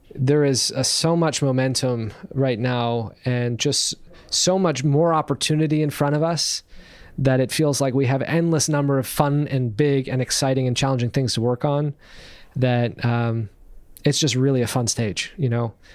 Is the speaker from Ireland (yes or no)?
no; Canada; being here in Canada and being Canadian